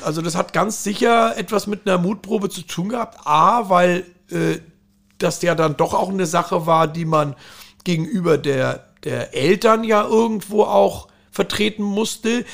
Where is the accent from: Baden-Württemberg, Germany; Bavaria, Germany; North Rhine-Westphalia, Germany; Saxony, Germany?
Bavaria, Germany; Fürstenfeldbruck; also born or lived in Saarland; now in Hamburg, Germany; aufgewachsen bin ich dann in Bayern, was letztendlich in der Nähe von München